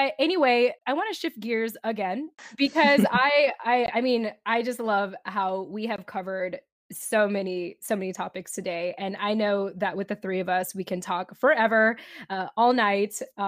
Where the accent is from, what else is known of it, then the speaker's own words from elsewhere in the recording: Japan; born there; because I was actually born in Japan as a military child. And she was like, where are you from in the Philippines? And I'm like, I'm actually from Japan.